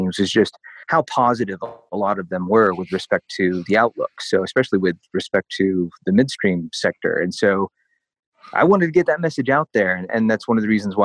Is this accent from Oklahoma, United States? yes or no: yes; Oklahoma, United States; now in Denver, United States; I'm originally from Oklahoma